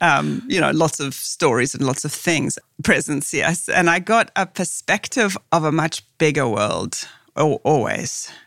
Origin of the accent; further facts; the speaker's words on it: South Africa; moved away; growing up in South Africa was the isolation